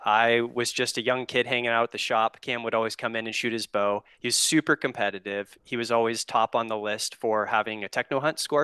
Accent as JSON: {"language": "English", "region": "Oregon", "country": "United States", "tie": "born or raised there", "said": "I'm from Oregon, born and raised here"}